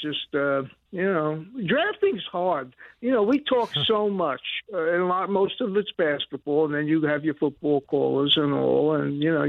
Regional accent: Brooklyn, New York, United States; growing up in Brooklyn

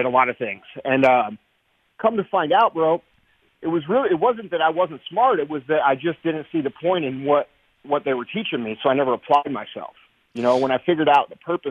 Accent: St. Louis, Missouri, United States; I grew up here in St. Louis, Missouri

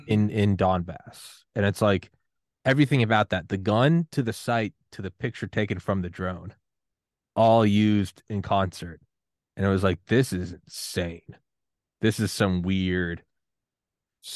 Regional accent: United States; I'm American

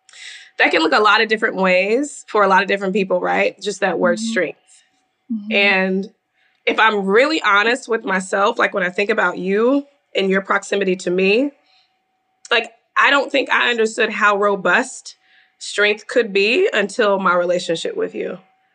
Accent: the South, United States; we're from the South. Like, this is how I grew up.

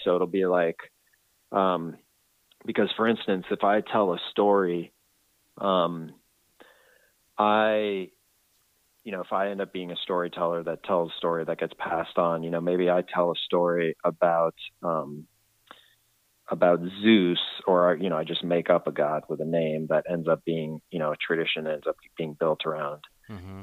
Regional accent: Washington, District of Columbia, United States; now in California, United States; I'm from Washington D.C. area, and I, I moved to California.

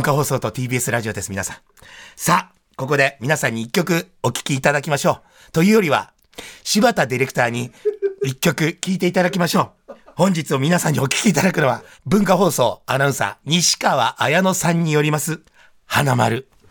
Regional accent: Tokyo, Japan; うち品川区に住んでね、生まれも育ちもずっと戸越、武蔵小山と戸越銀座なんで

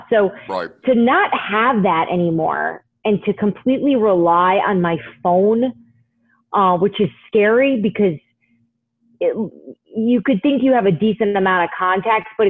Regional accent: North New Jersey, United States; I'm from the North New Jersey area, so we're we're Jets Giants people

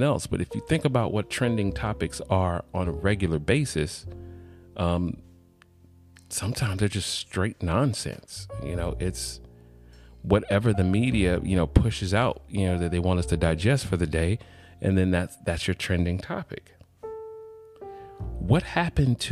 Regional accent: College Park, Georgia, United States; I am from Atlanta, College Park.

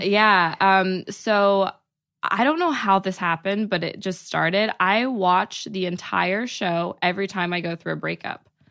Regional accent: outside of Dallas, Texas, United States; moved away as an adult; now in Los Angeles, United States; I'm from outside of Dallas. So, I'm from a small town

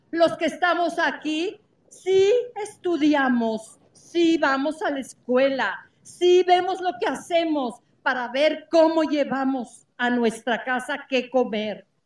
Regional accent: State of Mexico, Mexico; doblemente mexicanos, somos mexiquenses y somos mexicanos.

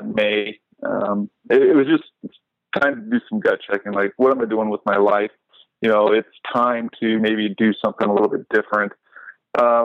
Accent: Northeast Kansas, United States; moved away as an adult; also born or lived in Colby, Kansas; now in Iowa, United States; I'm originally from Northeast Kansas, a small town. We have 2 stoplights.

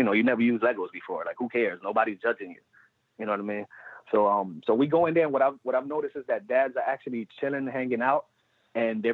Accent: New York City, New York, United States; Puerto Rican, born and raised in the Bronx.

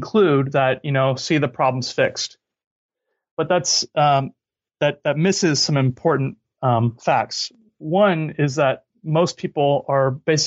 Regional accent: California, United States; moved away; also born or lived in Cologne, Germany / New York; I grew up in California

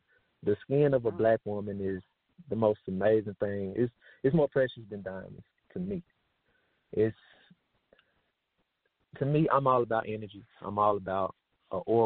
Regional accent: Tennessee, United States; I'm from Tennessee

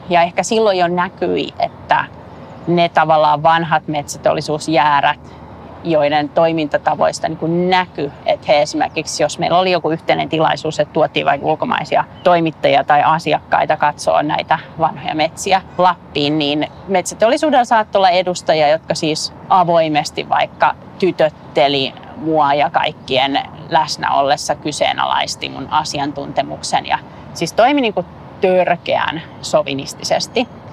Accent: Finland; also born or lived in United States / Helsinki; Mä olin asunut vuoden Amerikassa mun äidin kanssa ja sitten mä tulin takaisin Suomeen

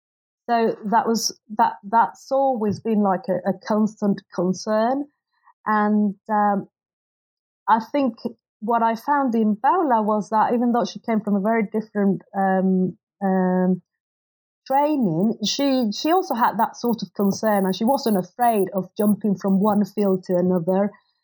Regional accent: Mexico; moved away as an adult; because I basically studied, although I grew up in Mexico, I'd done my undergraduate and graduate studies abroad.

